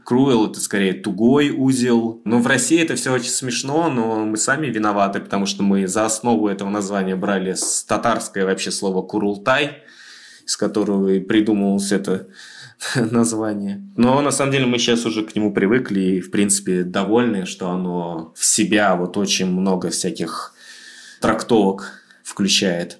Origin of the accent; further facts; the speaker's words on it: Tashkent, Uzbekistan; moved away as an adult; now in Moscow, Russia; мы вообще ташкентские ребята